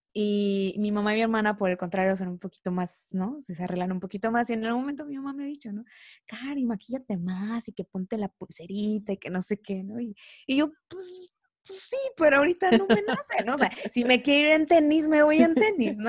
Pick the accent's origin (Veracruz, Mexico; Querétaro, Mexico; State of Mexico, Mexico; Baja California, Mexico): Veracruz, Mexico; Coatzacoalcos; now in Mexico City, Mexico; Soy originaria de Veracruz, específicamente del puerto de Coatzacoalcos, Veracruz, así que soy orgullosamente veracruzana.